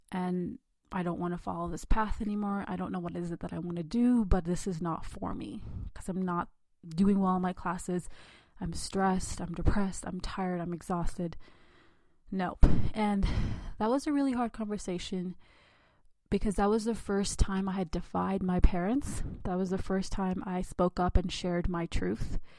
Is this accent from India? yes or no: yes; India; God forbid I be an independent thinker as a girl, as an Indian girl.